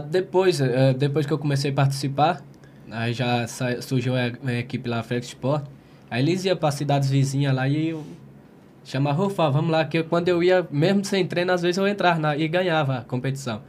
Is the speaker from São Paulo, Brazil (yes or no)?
no; Monte Santo, Bahia, Brazil; Eu sou da Bahia, eu sou de Monte Santo, Monte Santo, Bahia